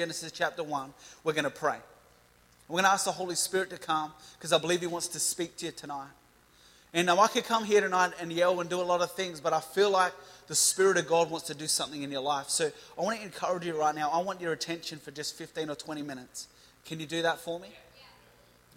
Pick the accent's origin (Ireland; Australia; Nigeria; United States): Australia; Adelaide, South Australia; I'm from Seaford in Adelaide